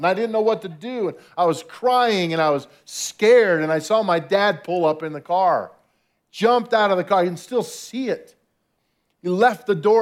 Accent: Albuquerque, New Mexico, United States; I was born in Albuquerque, New Mexico

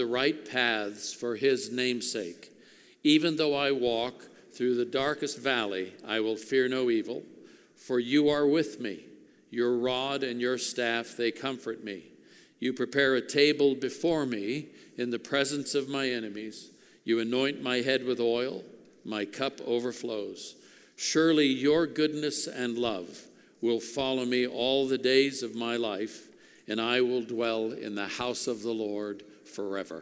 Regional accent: Oakland, California, United States; when I was a kid growing up in Oakland, California, back in the 50s

